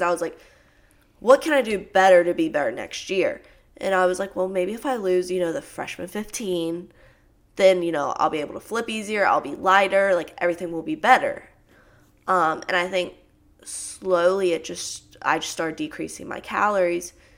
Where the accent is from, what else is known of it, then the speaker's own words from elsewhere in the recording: Tennessee, United States; moved away as an adult; also born or lived in Louisiana; I'm actually from Tennessee, so back in my hometown